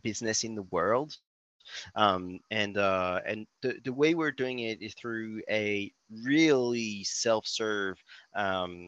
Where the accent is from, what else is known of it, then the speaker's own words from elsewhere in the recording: France; accent: French; English is a second language; also born or lived in Berkeley, California; As you may notice by my accent, I'm French. I'm still based in Paris, but now fly a lot in the US